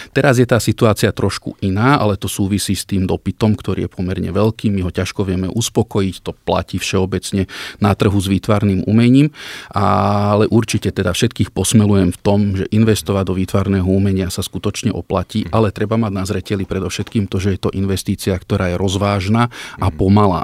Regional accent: Gemer, Slovakia; Ja som vyrastal na Gemery.

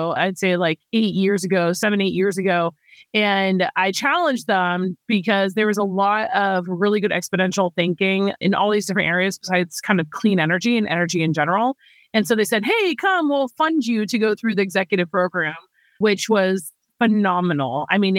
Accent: Bangkok, Thailand; moved away; I grew up in Asia. I grew up in Bangkok, Thailand before I moved back to the States.

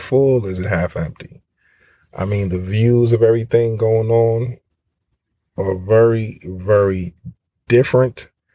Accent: United States; growing up as an American, you think everything is based off of your culture. I'm an American

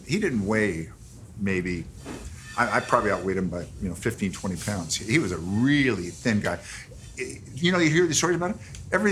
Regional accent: Santa Monica, California, United States; I grew up here in Santa Monica

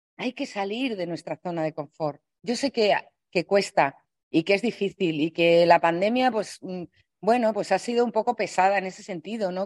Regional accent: Spain; los españoles somos hablando un poco así

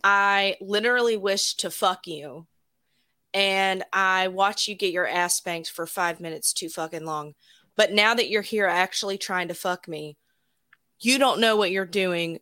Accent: Alabama, United States; I grew up in Alabama

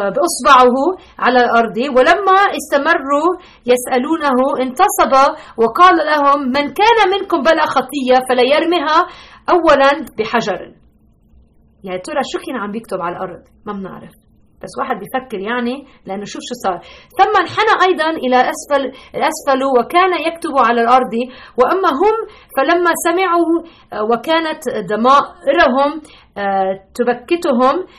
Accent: Lebanon; now in Chicago, United States; انا اصولا من لبنان ربيت بلبنان

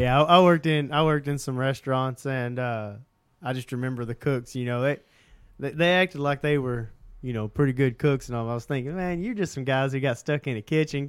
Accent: Southeast Oklahoma, United States; we grew up in Southeast Oklahoma where there were ton of squirrels

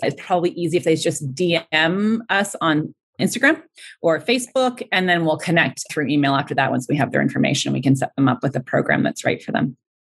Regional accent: Ontario, Canada; moved away; I'm from Ontario

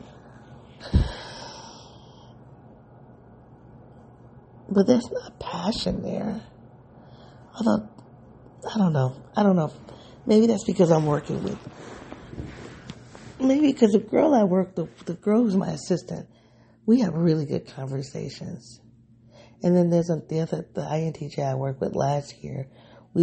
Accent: United States; I live in one of the most segregated cities in the country. So I don't think the black experience that I've had living, growing up in this city

